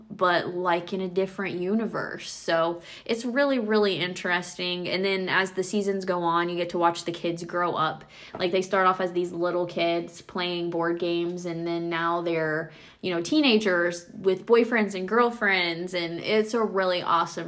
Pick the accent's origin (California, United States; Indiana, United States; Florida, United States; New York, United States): Indiana, United States; we're from Indiana